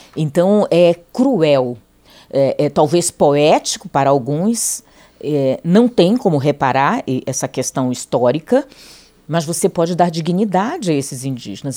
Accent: Brazil; Todos nós somos brasileiros

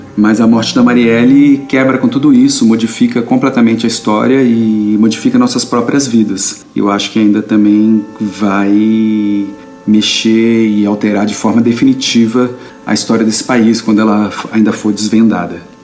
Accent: Brasília, Federal District, Brazil; sou de Brasília

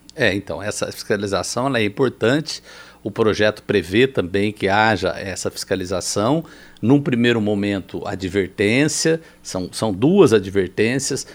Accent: Campinas, São Paulo, Brazil; also born or lived in southern Minas Gerais; fui criado, em, em, fui para Campinas aos quatro anos de idade

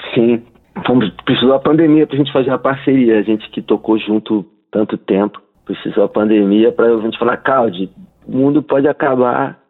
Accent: Rio de Janeiro, Brazil; accent: carioca chiado; O nosso sotaque chiado, né? Essa coisa do carioca de falar chiado, de carregar no X

